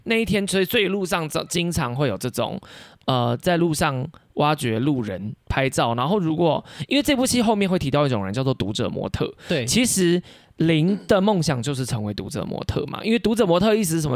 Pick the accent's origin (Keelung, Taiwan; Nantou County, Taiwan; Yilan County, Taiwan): Nantou County, Taiwan; moved away as an adult; also born or lived in Taipei; now in Taichung, Taiwan; 从小到大，我也都一直待在乡。我是男头人